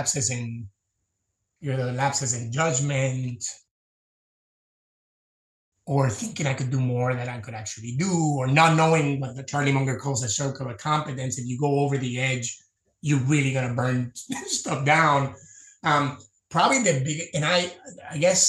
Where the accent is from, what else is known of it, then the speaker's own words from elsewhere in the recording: Puerto Rico; I grew up in Puerto Rico